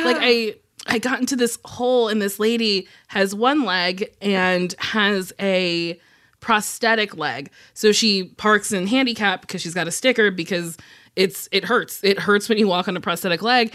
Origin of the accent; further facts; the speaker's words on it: New Jersey, United States; I'm from Jersey